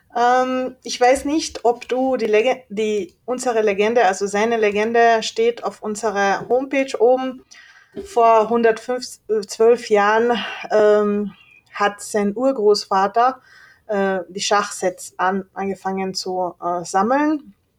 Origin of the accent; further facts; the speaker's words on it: Leoben, Styria, Austria; moved away as an adult; also born or lived in Hungary; now in Klagenfurt, Austria; Ich bin in Leoben geboren, 1990